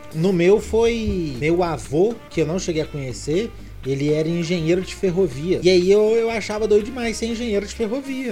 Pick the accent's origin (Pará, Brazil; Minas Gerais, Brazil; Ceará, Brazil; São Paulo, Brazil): Minas Gerais, Brazil; eu sou mineiro